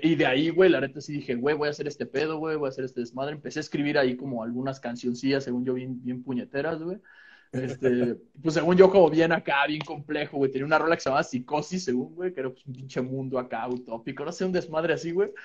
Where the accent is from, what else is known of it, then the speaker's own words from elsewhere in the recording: Calacoaya, State of Mexico, Mexico; estaba entrando a la secundaria en un pinche pueblo que se llama Calacuaya